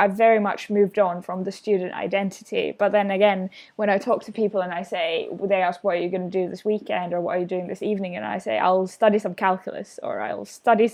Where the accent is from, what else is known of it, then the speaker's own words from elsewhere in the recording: Finland; moved away; I'm from Finland